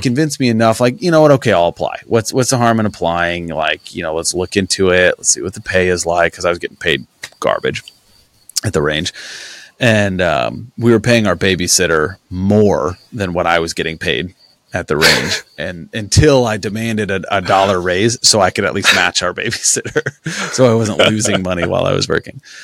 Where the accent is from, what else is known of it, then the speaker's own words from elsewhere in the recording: Brimfield, Illinois, United States; also born or lived in Kickapoo, Illinois / Peoria, Illinois; I grew up in a small farm town called Brimfields where I went to high school